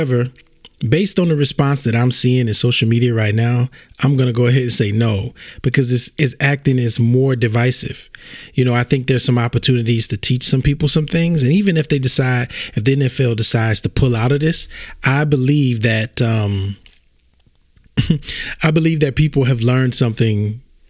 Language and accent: English; Louisiana, United States; I'm from Louisiana.